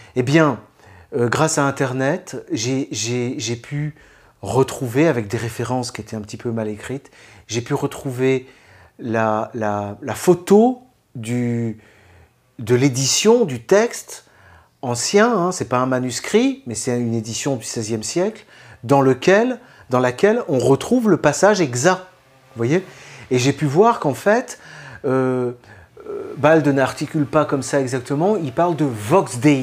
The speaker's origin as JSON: {"language": "French", "country": "France", "said": "en tant que Français"}